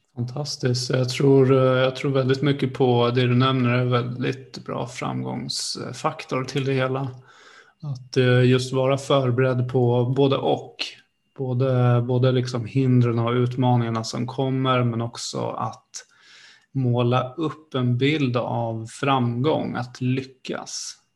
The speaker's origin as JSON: {"language": "Swedish", "town": "Sparreholm", "region": "Södermanland", "country": "Sweden", "said": "jag kommer ju från Sparreholm, det är eh, granne med eh, Malmköping och jag spelade ju fotboll i de här lagarna"}